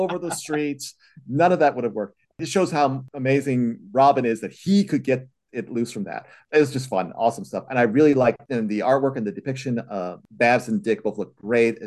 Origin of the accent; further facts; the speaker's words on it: Chicago, Illinois, United States; I was in the Chicago area myself